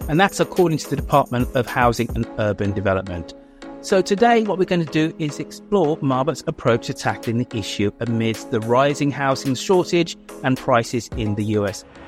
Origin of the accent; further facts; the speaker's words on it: United Kingdom; also born or lived in San Francisco, United States / Oakland, United States; as a Brit going there for the first time in twenty fourteen